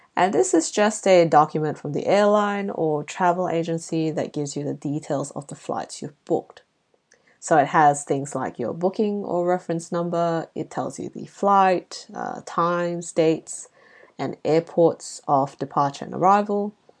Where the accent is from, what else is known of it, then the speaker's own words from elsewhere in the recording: Malaysia; now in Australia; growing up in Southeast Asia